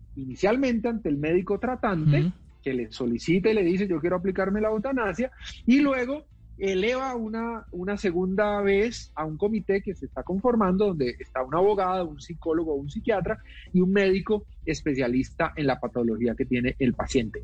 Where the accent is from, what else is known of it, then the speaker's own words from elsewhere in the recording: Palmira, Valle del Cauca, Colombia; yo estudié en un colegio eh, católico en mi ciudad natal, que es eh, Palmira